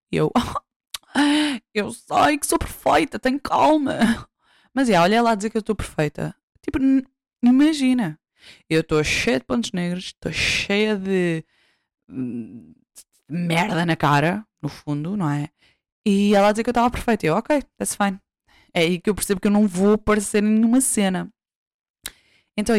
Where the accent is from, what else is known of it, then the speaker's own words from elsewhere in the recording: Santarém District, Portugal; do meu distrito, de onde eu nasci